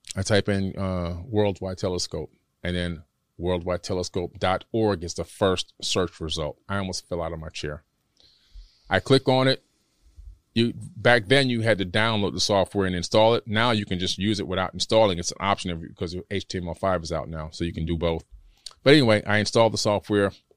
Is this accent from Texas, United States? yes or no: no; Miami, Florida, United States; born or raised there; also born or lived in Queens, New York